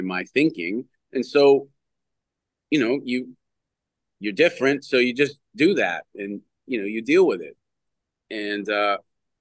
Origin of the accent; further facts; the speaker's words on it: Canada; moved away as an adult; As a Canadian kid